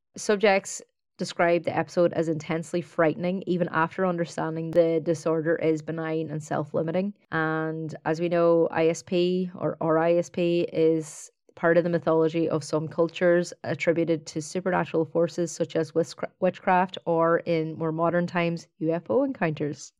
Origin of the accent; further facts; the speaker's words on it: County Donegal, Ireland; now in Dublin, Ireland; I grew up in, in a small town in Donegal